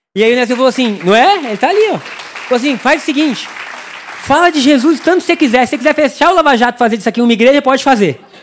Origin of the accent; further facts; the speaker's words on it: Brazil; nós somos brasileiros